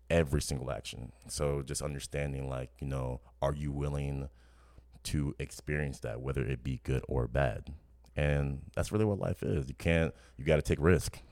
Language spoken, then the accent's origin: English; New Orleans, Louisiana, United States; growing up in New Orleans